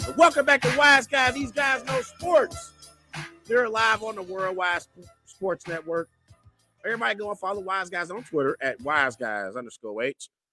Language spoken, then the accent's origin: English; Cincinnati, Ohio, United States; my hometown Cincinnati Bengals